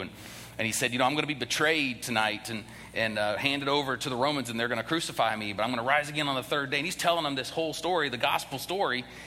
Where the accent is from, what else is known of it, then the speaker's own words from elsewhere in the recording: the North, United States; now in the South, United States; I, am originally from the North